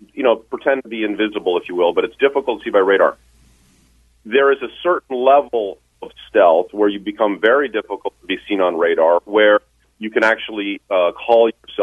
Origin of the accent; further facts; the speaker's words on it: Queenston, Ontario, Canada; moved away as an adult; also born or lived in Niagara Falls / Kingston / Cold Lake / Patuxent River; I'm from Niagara Falls. In fact, grew up in Queenston, Ontario, and Niagara Lake is my stomping grounds.